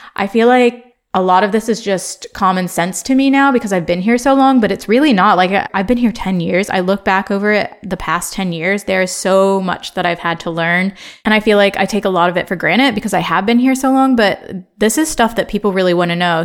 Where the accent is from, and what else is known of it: Ohio, United States; born or raised there; accent: American; moved away as an adult; also born or lived in Chicago, United States; now in London, United Kingdom